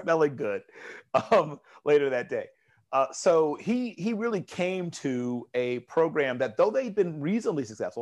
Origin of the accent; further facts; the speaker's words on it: Tidewater area, Virginia, United States; moved away; I grew up in the Tidewater area